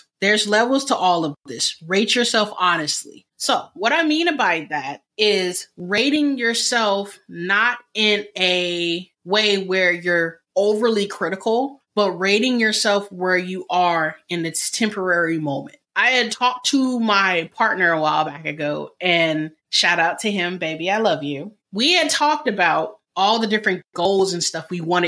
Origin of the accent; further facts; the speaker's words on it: United States; I am African American.